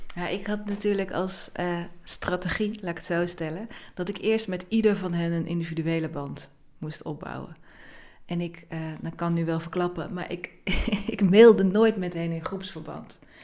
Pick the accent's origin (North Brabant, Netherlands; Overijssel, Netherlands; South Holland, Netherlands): North Brabant, Netherlands; ik ben opgegroeid in Brabant